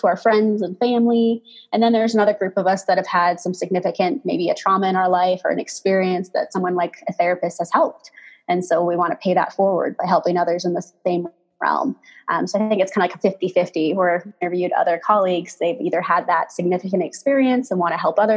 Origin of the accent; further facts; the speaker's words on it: Pacific Northwest, United States; now in Colorado, United States; we grew up in the Pacific Northwest